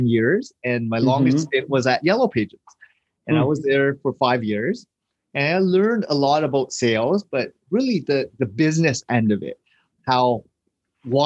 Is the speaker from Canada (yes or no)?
yes; Hamilton, Ontario, Canada; we grew up in Hamilton, Ontario, in a rougher part of town